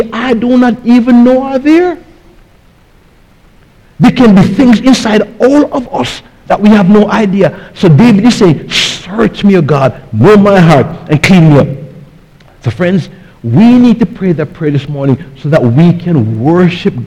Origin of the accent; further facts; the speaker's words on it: Jamaica; now in United States; when I was growing up in Jamaica